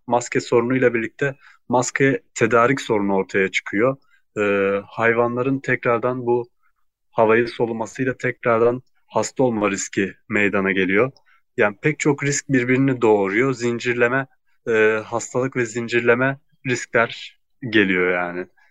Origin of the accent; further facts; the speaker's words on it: Gaziantep, Turkey; Gaziantep'liyim. Ee, ailem de Gaziantep'te